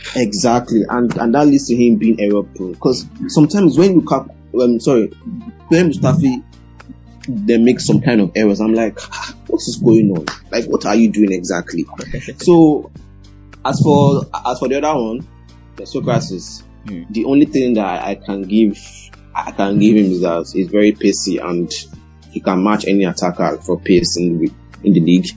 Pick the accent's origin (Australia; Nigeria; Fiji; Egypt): Nigeria; as a Nigerian